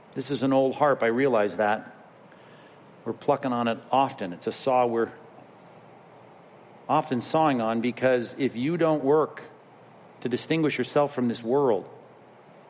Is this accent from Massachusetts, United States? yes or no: no; California, United States; I'm from California